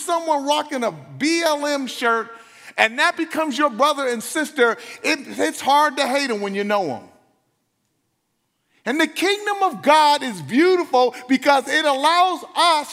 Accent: Los Angeles, California, United States; I was from South Central

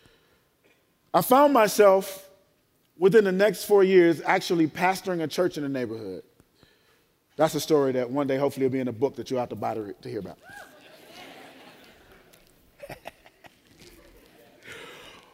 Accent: Chicago, Illinois, United States; also born or lived in Tuskegee, Alabama; I grew up in Inglewood

